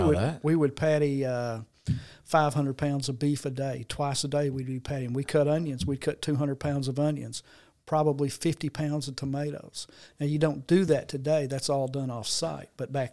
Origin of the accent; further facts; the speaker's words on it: Jonesboro, Arkansas, United States; I was always been in Jonesboro. I was born and raised in Jonesboro.